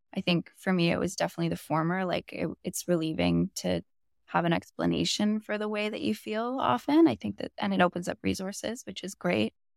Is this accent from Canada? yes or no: yes; Bowen Island, British Columbia, Canada; now in Vancouver, Canada; I grew up on a really small island called Bowen Island, which is just off of West Vancouver